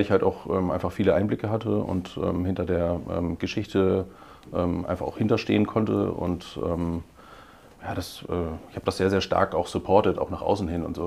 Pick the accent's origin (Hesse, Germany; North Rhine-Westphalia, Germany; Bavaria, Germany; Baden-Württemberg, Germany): Baden-Württemberg, Germany; Heidelberg; now in Hamburg, Germany; Ich bin äh, aber tatsächlich in Heidelberg geboren